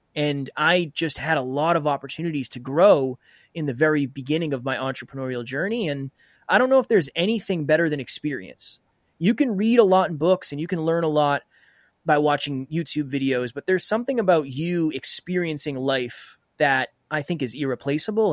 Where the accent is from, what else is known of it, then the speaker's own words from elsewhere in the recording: Uxbridge, Massachusetts, United States; I was raised in a very small town called Uxbridge in Massachusetts.